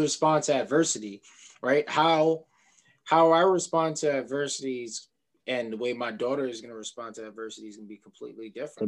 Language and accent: English; New York City, New York, United States; I'm from Queens